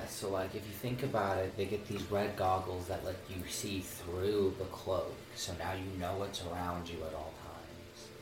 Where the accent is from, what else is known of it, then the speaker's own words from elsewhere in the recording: Montana, United States; I'm from Montana